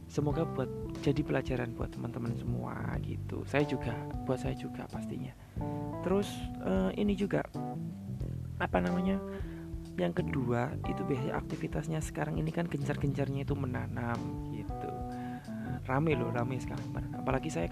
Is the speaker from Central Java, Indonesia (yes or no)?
yes; Central Java, Indonesia; now in Sidoarjo, Indonesia; saya kan aslinya Jawa Tengah sedikit curhat nih